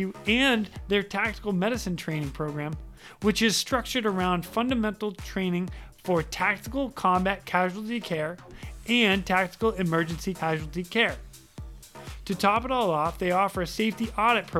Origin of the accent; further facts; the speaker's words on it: central Massachusetts, United States; We grew up in Massachusetts together, but we never knew each other because you're from real Boston and I'm from like central Mass